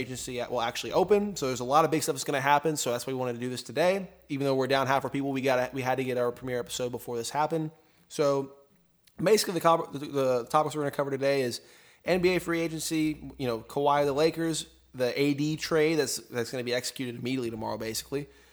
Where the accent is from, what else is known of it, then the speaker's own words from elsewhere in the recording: Tomball, Texas, United States; Taylor and I and everyone here has been growing up around the Tomball area